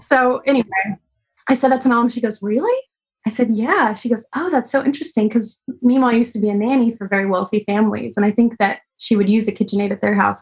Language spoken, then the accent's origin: English; Texas, United States; moved away; also born or lived in Tennessee; I'm from Texas